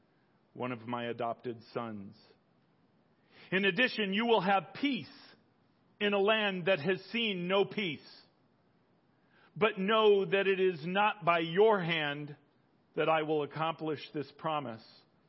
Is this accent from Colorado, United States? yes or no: yes; Colorado, United States; I grew up in Colorado